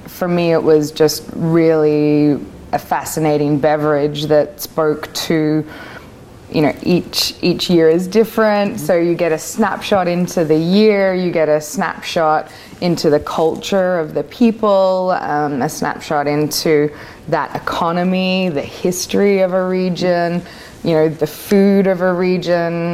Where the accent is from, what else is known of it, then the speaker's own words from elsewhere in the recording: Australia; also born or lived in Vancouver; now in Oregon, United States; I am Australian